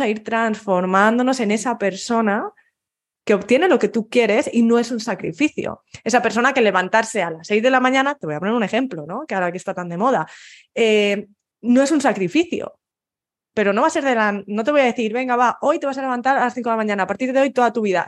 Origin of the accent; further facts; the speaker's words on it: Spain; moved away as an adult; fui pronto de, mi pueblo y yo quería huir de España. Y es lo que hice, a los 18 huí de España